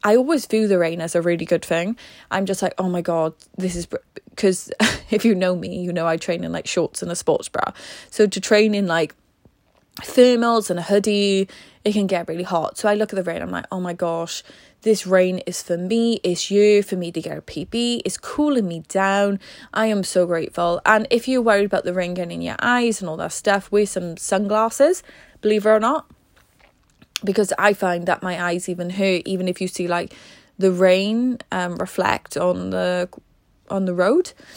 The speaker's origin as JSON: {"language": "English", "region": "Wales", "country": "United Kingdom", "said": "I am Welsh, and in Wales, it rains a lot"}